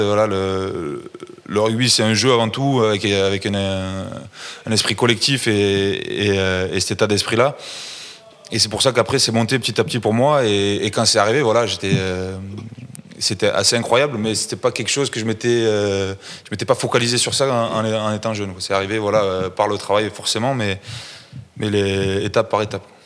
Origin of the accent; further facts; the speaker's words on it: Toulouse, Occitania, France; je suis toulousain